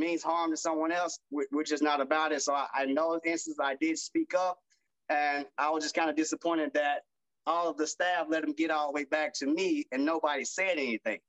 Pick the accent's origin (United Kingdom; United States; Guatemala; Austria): United States; Arkansas; I'm from the South, I'm from Arkansas, so it's Southern in the South.